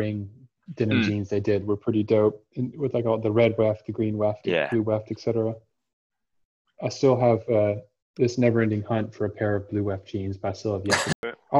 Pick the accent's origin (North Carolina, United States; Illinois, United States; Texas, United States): Texas, United States; Austin; moved away; my hometown of Austin, Texas.